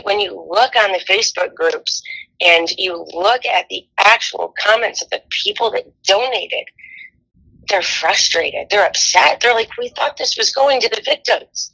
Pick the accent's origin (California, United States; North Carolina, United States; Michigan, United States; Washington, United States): Michigan, United States; Orion; We grew up in Orion, right next door